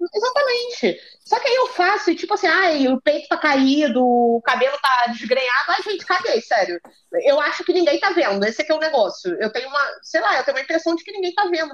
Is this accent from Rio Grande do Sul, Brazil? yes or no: no; Rio de Janeiro, Brazil; eu pelo menos sou Zona Norte com muito orgulho